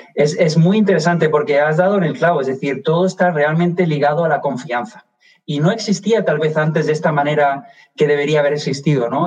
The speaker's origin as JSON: {"language": "Spanish", "town": "Málaga", "region": "Andalusia", "country": "Spain", "tie": "born or raised there", "also_born_or_lived": "Madrid", "moved": "as an adult", "lives_now": "Washington, United States", "said": "soy español, me delata el acento, nací en Madrid, me crié en Málaga, en el sur de España"}